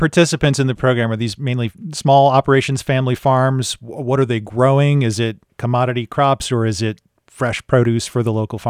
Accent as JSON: {"language": "English", "region": "Midwest", "country": "United States", "tie": "born or raised there", "moved": "yes", "said": "I'm not from Pennsylvania. I grew up in the Midwest in a farm family. I wasn't raised on a farm, but, surrounded by agriculture."}